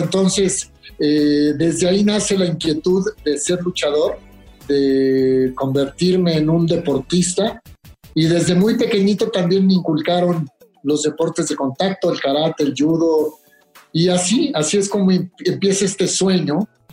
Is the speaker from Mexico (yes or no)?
yes; Mexico; como mexicanos